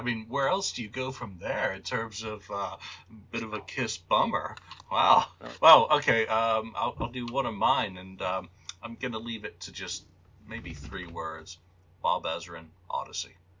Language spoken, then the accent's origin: English; England, United Kingdom; moved away; also born or lived in Canterbury / Newcastle / Liverpool / Glasgow; England, my home country